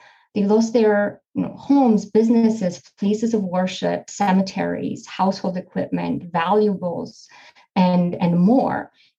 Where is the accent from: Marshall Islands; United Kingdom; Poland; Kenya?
Poland; moved away; I come from Poland originally. I was partially raised in Poland.